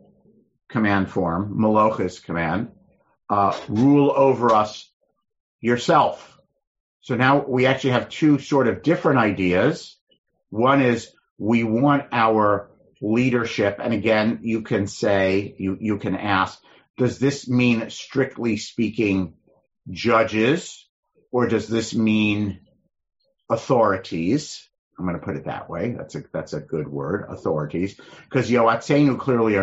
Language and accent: English; United States; we're American Jews who are comfortable in America